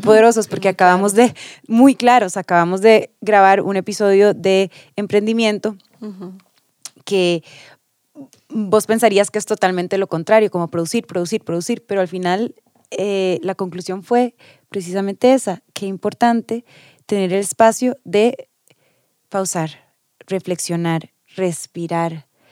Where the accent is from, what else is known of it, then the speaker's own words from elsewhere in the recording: Costa Rica; nosotros, que fuimos a la escuela aquí, que fuimos al colegio aquí